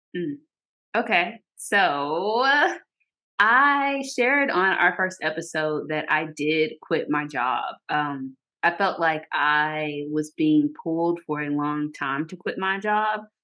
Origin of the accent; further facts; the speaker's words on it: Arkansas, United States; moved away as an adult; now in Georgia, United States; we both live in Georgia, but I'm from Arkansas.